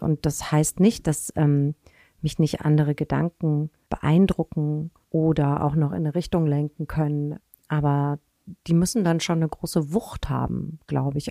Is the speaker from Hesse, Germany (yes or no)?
yes; Hanau, Hesse, Germany; moved away as an adult; now in Hamburg, Germany; Ich bin im Spessart aufgewachsen